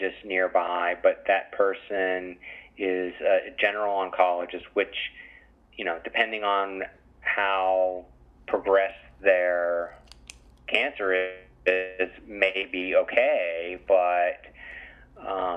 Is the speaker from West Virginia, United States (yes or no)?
yes; West Virginia, United States; moved away; I grew up in West Virginia, which is obviously quite rural